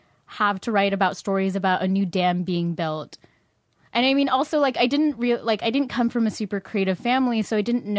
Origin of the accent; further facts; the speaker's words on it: Orange County, California, United States; also born or lived in San Fernando Valley, California / Philippines; I grew up in Orange County